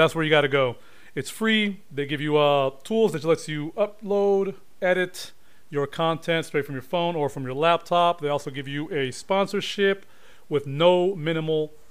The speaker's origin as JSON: {"language": "English", "country": "Honduras", "moved": "yes", "said": "I come from Honduras"}